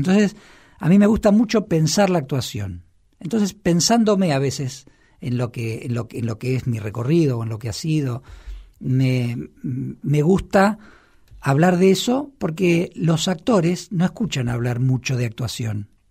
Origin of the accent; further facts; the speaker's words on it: Argentina; now in Buenos Aires, Argentina; Yo soy un actor argentino de 49 años